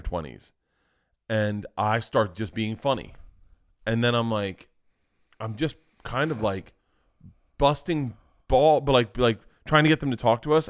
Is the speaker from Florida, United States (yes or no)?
yes; Florida, United States; growing up in Florida, you were always ended up on a beach